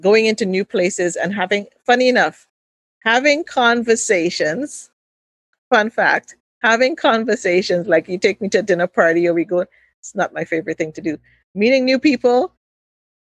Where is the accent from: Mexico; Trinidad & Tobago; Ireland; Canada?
Trinidad & Tobago; growing up in Trinidad